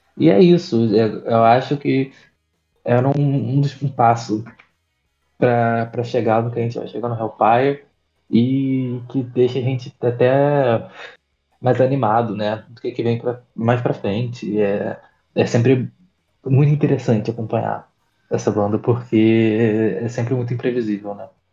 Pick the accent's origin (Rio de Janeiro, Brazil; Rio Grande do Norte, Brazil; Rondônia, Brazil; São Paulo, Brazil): Rio de Janeiro, Brazil; de onde eu sou, do Rio de Janeiro, da Zona Oeste